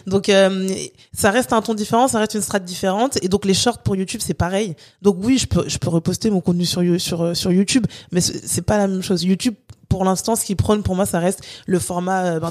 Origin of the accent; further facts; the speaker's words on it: France; also born or lived in Guadeloupe; vu que j'ai grandi en France, je suis guadeloupéenne, j'ai grandi en France